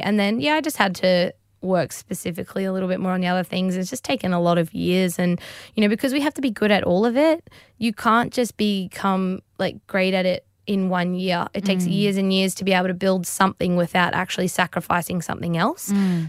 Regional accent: Australia; I'm also stoked as an Australian.

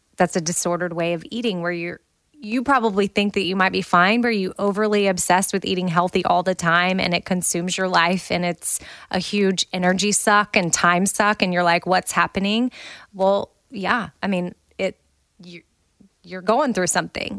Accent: United States

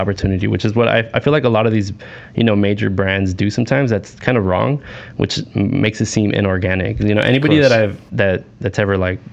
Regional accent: Los Angeles, California, United States; I'm from Southeast LA, so Huntington Park, Maywood, Bell

